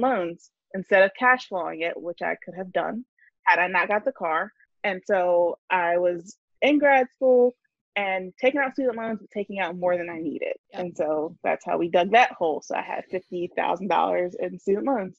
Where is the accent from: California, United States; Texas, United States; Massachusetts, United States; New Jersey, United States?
New Jersey, United States; I'm from New Jersey and I run Money and Momming.